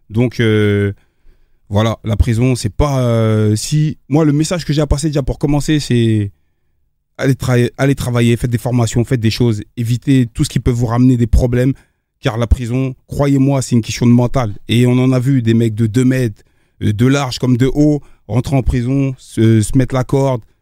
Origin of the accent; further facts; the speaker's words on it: Aubervilliers, Île-de-France, France; Voilà, j'ai grandi à Aubervilliers, je suis arrivé à Villiers-le-Bel